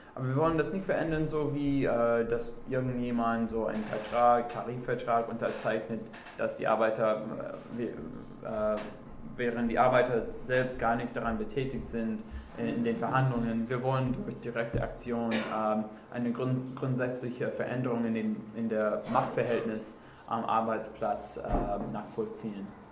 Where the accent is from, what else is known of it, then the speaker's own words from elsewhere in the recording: Minneapolis, Minnesota, United States; German is a second language; wir sind beide aus Minneapolis